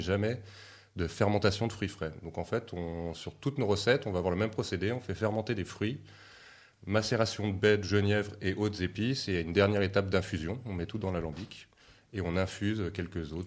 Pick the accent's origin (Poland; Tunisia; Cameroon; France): France; Seine-et-Marne, Île-de-France; Moi, j'ai grandi en Seine-et-Marne aussi, au milieu des champs de blé de betterave.